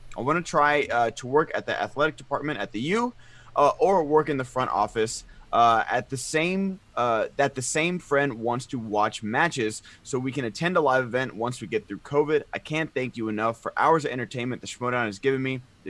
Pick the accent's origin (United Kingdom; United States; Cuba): United States; New Jersey; my home state of New Jersey had an earthquake a few days ago.